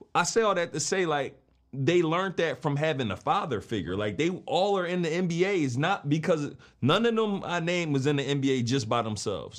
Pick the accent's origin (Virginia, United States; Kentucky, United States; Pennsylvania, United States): Pennsylvania, United States; Philadelphia; I'm from West Philly